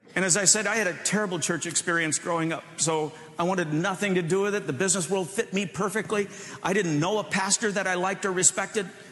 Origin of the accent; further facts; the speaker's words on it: Michigan, United States; moved away as an adult; now in Chicago, United States; We grew up in Michigan, and I moved to Chicago